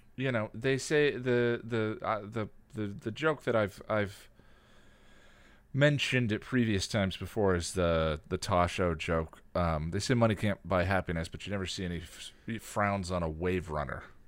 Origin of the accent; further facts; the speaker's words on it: Illinois, United States; moved away; I was born in Illinois and lived in Illinois for a while